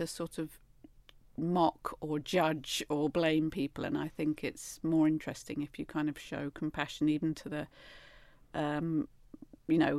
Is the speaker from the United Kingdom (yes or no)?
yes; United Kingdom; as a British middle class, repressed, emotionally unevolved human being